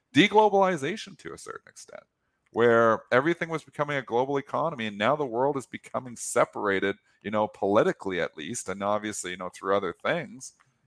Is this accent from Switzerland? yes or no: no; Canada; I speak as a Canadian